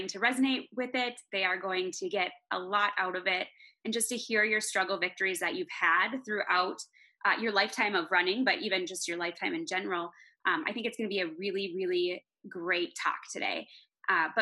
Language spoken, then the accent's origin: English; Minnesota, United States; moved away as an adult; now in Colorado, United States; I'm native Minnesotan. We just moved to Colorado recently